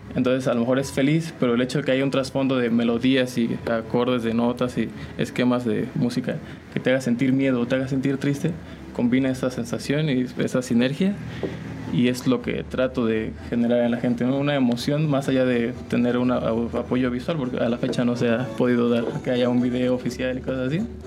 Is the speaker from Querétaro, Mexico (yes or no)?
yes; San Juan del Río, Querétaro, Mexico; yo soy originario de aquí, de San Juan del Río, de San Juan del Río Querétaro.